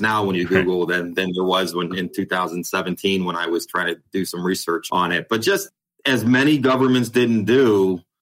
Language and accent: English; Ohio, United States; moved away as an adult; also born or lived in Dallas, Texas; now in Carrollton, United States; I'm from Ohio